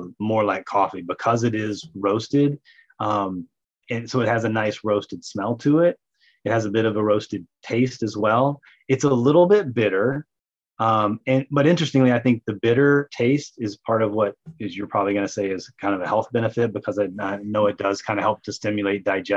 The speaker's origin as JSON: {"language": "English", "region": "the South", "country": "United States", "tie": "born or raised there", "said": "I grew up in the South. We put chicory root in coffee"}